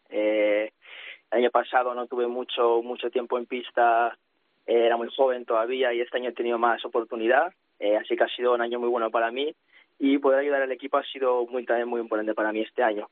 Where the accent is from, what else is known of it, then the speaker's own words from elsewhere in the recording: Spain; now in Manchester, United Kingdom; Yo soy el único español que hay en el equipo